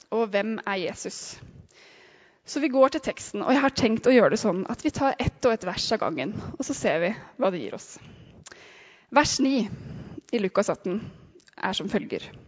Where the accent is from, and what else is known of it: Sandefjord, Vestfold, Norway; now in Oslo, Norway